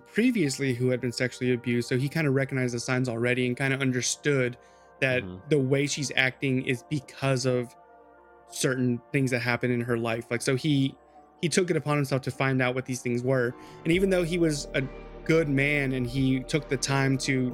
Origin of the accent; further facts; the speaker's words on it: California, United States; moved away as an adult; also born or lived in Gulf Coast, Mississippi; now in Mississippi Gulf Coast, United States; As a Californian